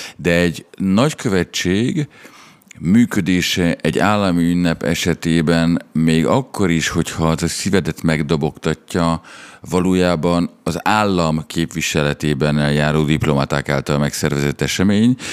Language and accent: Hungarian; Budapest, Hungary; a csajom mamája az ugyanabban az utcában lakik, mint ahol én fölnőttem